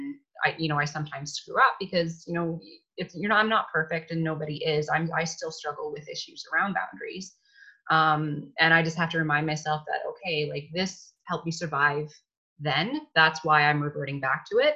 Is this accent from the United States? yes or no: no; Canada; being Canadian, I think we had that kind of ingrained in us to be nice and to be polite